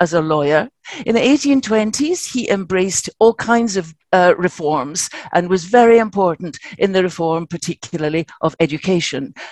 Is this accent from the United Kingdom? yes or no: yes; Scotland, United Kingdom; now in London, United Kingdom; I'm Scottish